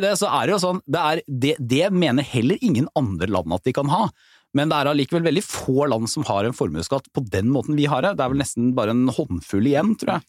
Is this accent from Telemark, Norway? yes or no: yes; Porsgrunn, Telemark, Norway; hjemme i Porsgrunn, da, hvor Petter og jeg kommer fra